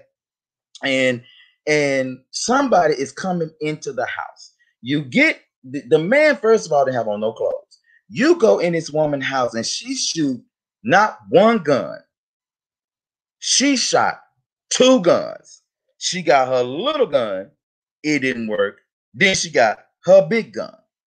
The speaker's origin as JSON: {"language": "English", "country": "United States", "tie": "born or raised there", "said": "we grew up in Highland Hills"}